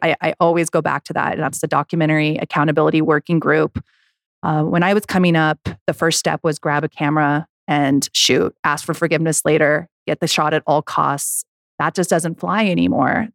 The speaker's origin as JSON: {"language": "English", "country": "United States", "tie": "born or raised there", "said": "I grew up in Lake Tahoe, I was a snowboarder"}